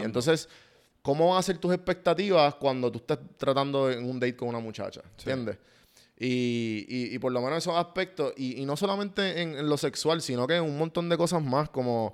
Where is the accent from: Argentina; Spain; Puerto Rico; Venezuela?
Puerto Rico; now in Atlanta, United States; yo quiero volver a Puerto Rico